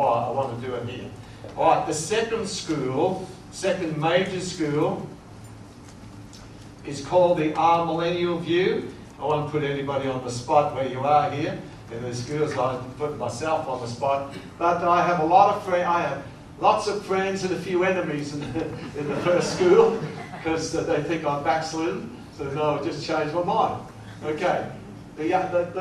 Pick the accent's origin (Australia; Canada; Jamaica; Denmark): Australia; being an Australian